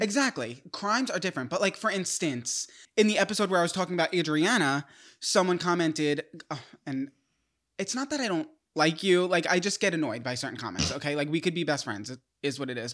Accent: New York, United States; I'm from New York

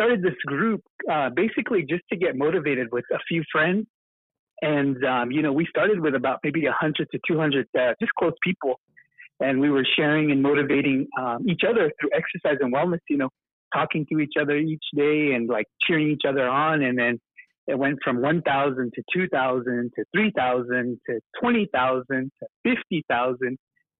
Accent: Polacca, Arizona, United States; I grew up in Palaka and, you know, lived there 18 years of my life.

